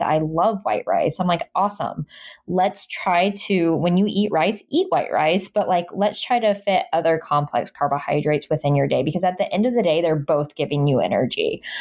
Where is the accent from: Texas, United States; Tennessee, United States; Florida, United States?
Florida, United States; Jacksonville; it's in my hometown